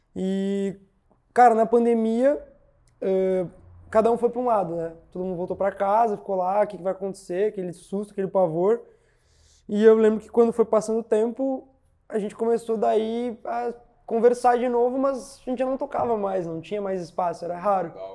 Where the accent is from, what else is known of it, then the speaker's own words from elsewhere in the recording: São Gabriel, Rio Grande do Sul, Brazil; also born or lived in Porto Alegre; em São Gabriel, que é a minha cidade natal